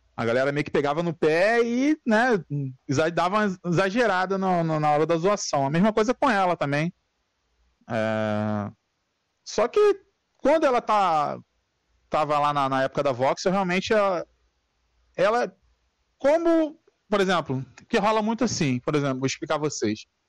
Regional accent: São Gonçalo, Rio de Janeiro, Brazil; Sou, sou do Rio

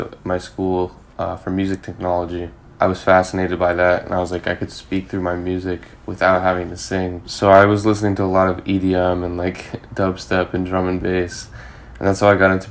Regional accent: London, United Kingdom; moved away as an adult; also born or lived in California, United States / Seoul, South Korea / Australia; now in Boston, United States; I grew up in London for 14 years. So that's pretty much home for me.

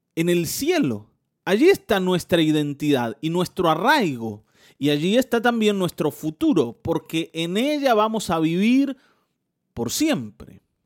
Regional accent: Mar del Plata, Buenos Aires Province, Argentina; yo nací en Mar del Plata

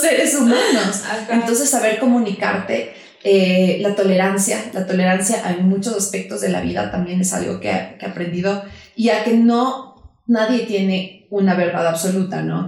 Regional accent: Quito, Pichincha, Ecuador; nosotros como quiteñas hemos venido escuchando muchas cosas de lo que pasa aquí en la ciudad

